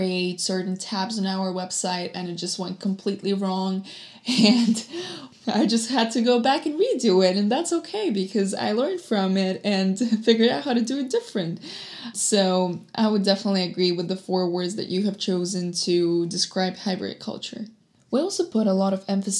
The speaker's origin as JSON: {"language": "English", "country": "Russia", "tie": "born or raised there", "moved": "yes", "lives_now": "United States", "said": "I was born in Russia and I'm based in States now"}